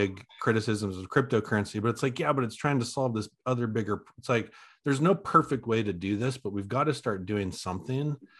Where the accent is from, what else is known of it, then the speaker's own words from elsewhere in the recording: Oregon, United States; I'm from Oregon, so I know the area really well